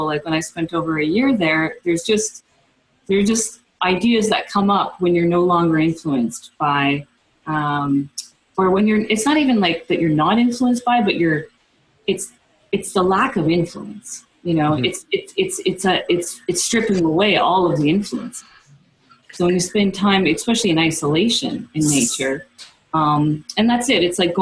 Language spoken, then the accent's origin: English; East Coast of Canada, Canada; moved away as an adult; also born or lived in Amazon; I didn't have as a child living in a suburb on the East Coast.